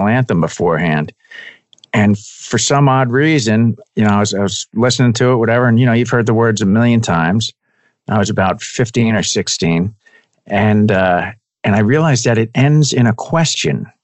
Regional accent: Spring Lake, New Jersey, United States; also born or lived in Teaneck, New Jersey / Mahwah, New Jersey; I was born in Teaneck, which is also up North Jersey. Okay. And I lived in Mahwah, which is up right up against Suffern, New York, at the top of the state, until third grade. And then after third grade, I moved down the shore. So I basically grew up down in Spring Lake, down by Asbury Park

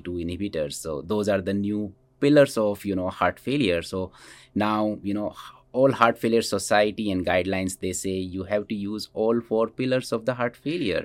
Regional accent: India; moved away as an adult; also born or lived in Scranton, Pennsylvania; now in Cedar Rapids, United States; So I grew up in, in India and I did my schooling in India

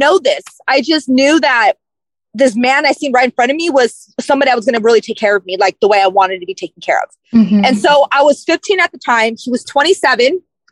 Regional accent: Sacramento, California, United States; also born or lived in San Francisco / San Mateo County; So I was born in San Francisco, but I went to Sacramento, from the age of 4 to 14

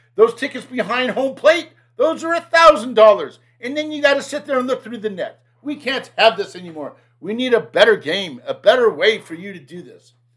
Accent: United States

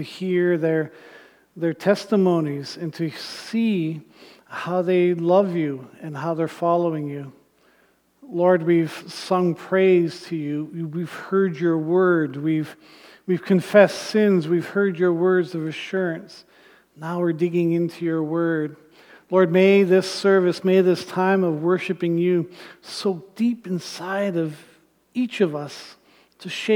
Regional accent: Thunder Bay, Ontario, Canada; I grew up in Northern Ontario in Thunder Bay

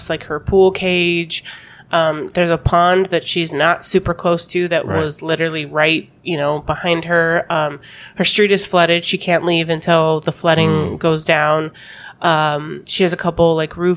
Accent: Colorado, United States; now in Florida, United States; I'm from Colorado

